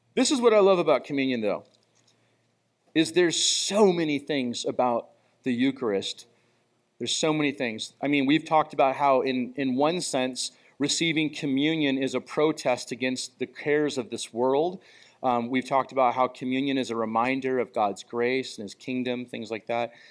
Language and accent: English; United States; I'm really appreciative of being an American and being born in our country